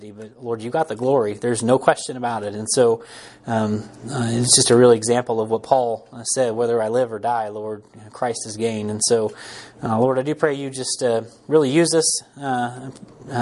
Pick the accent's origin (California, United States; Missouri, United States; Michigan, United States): Missouri, United States; Harrisonville; We're from Harrisonville.